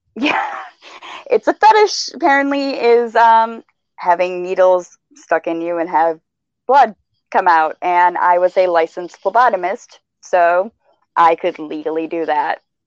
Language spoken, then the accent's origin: English; Michigan, United States; I'm from Michigan, driving in snow